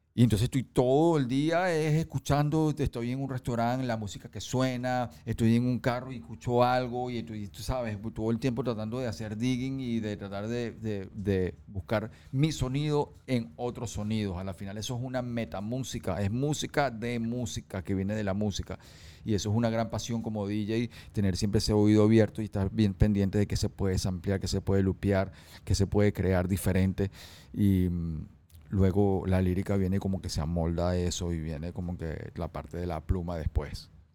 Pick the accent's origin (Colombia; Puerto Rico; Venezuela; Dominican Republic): Venezuela; en mi país